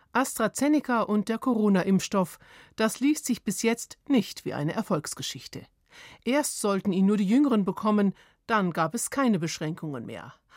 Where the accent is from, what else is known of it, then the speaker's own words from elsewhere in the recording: Germany; bei uns in Deutschland